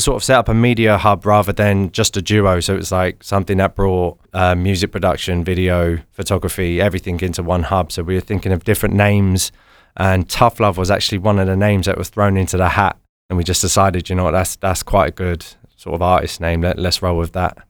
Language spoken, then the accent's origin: English; London, United Kingdom; So we're both from London